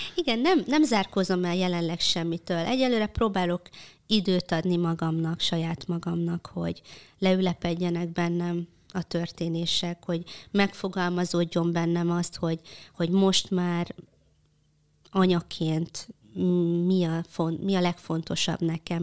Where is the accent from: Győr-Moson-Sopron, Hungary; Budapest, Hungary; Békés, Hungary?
Békés, Hungary; Békéscsaba; egy vidéki Olád cigány családba. Békés Csabán születtem, anyukám is, apukám is.